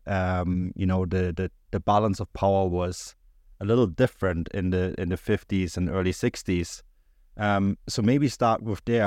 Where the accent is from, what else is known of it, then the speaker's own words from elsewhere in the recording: Munich, Bavaria, Germany; now in Canada; I was born and raised in Munich